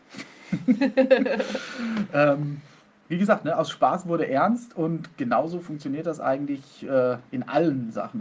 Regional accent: Soest, North Rhine-Westphalia, Germany; ich komme aus Soest

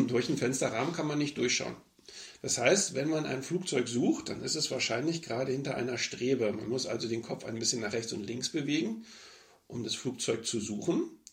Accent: Berlin, Germany; moved away as an adult; now in Hanover, Germany; eigentlich wollte ich gerne wieder zurück nach Berlin. Äh, klar, meine Heimatstadt.

